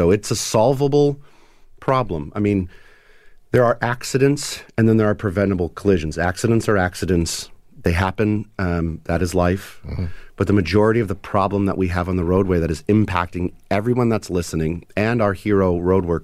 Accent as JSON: {"language": "English", "country": "United States", "said": "being an American"}